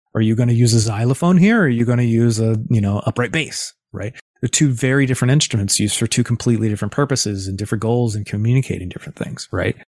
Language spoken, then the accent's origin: English; East Coast of the US, United States; moved away as an adult; also born or lived in Los Angeles; I'm from the East Coast of the U S and moved to Los Angeles